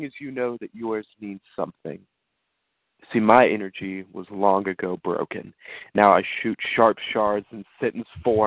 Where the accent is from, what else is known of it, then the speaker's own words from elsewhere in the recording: Leavenworth, Kansas, United States; I'm initially from Leavenworth, Kansas